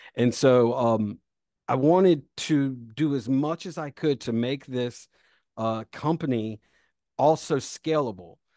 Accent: Rock Hill, South Carolina, United States; also born or lived in Greenville, South Carolina / the Southeast; I was born in Rock Hill, South Carolina

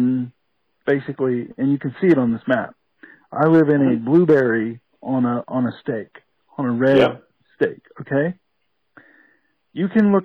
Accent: DeKalb County, Georgia, United States; I grew up in DeKalb County. I went to school in northern DeKalb County

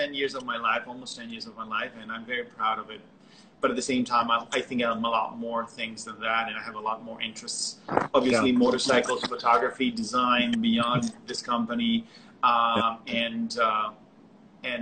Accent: Barcelona, Catalonia, Spain; moved away as an adult; now in Brooklyn, United States; I'm from Barcelona

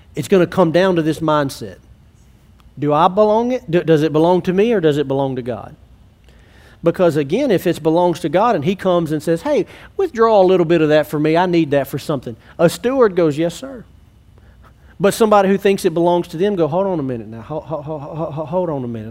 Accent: Alexandria, United States; I grew up in Alexandria, but I'm not in Alexandria because I love Alexandria

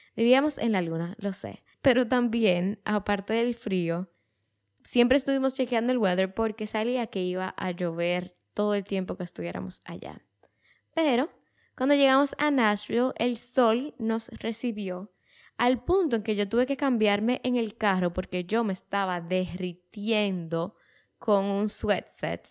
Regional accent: Dominican Republic; como dominicanos, muchas veces viajábamos a Estados Unidos

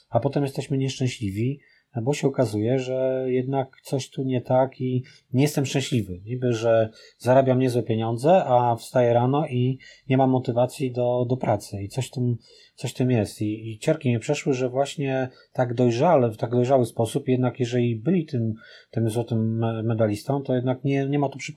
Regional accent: Poznań, Greater Poland, Poland; jesteśmy z Poznania i, e, i oczywiście moje serce jest przy Lechu

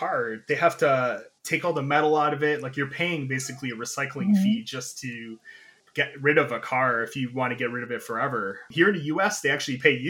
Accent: United States; as an American

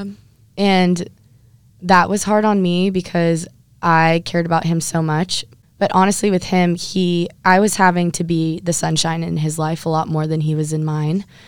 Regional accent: Huntington Beach, California, United States; I'm from Huntington Beach, California

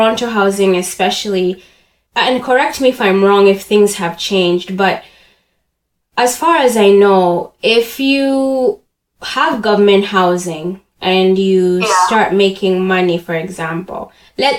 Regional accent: Uganda; now in Canada; I hate saying I grew up in Canada because I was already like a fully developed human when I moved here. I was active in the Ugandan community

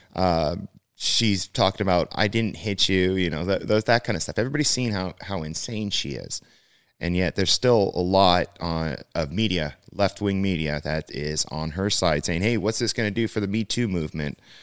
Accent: California, United States; also born or lived in Midwest; born and raised in California

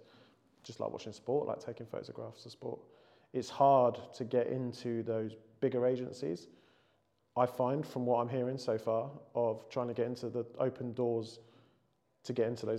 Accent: England, United Kingdom; being English

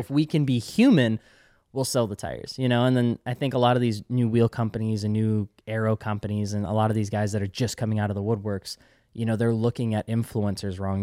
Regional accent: Eau Claire, Wisconsin, United States; moved away; my hometown in Eau Claire

